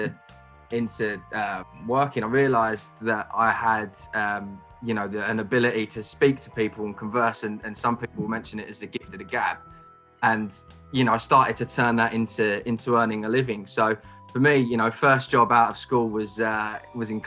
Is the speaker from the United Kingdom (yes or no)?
yes; Kent, South East England, United Kingdom; growing up in Kent, which is now a nice county that's been decimated by COVID, it was quite a modest background